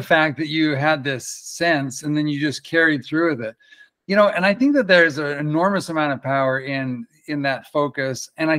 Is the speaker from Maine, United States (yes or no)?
no; New York City, New York, United States; I grew up in the Bronx and I didn't have any support. And then I moved out of town